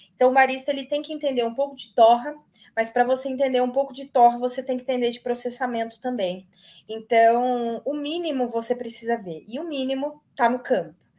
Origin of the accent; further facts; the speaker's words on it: Minas Gerais, Brazil; minha família é toda é mineira, eu nasci em Minas